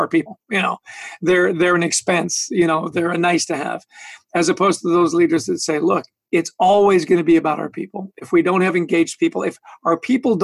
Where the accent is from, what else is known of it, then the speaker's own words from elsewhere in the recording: Edmonton, Alberta, Canada; moved away as an adult; now in New Jersey, United States; I was born in Edmonton